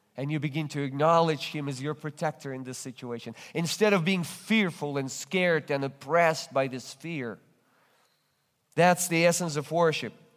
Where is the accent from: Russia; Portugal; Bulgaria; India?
Russia; English is a second language; now in United States; I'm originally come from Russia. That's why you detect this accent